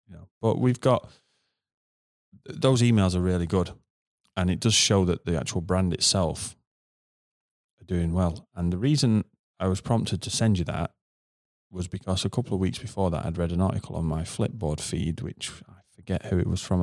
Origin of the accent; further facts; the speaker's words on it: United Kingdom; as a Brit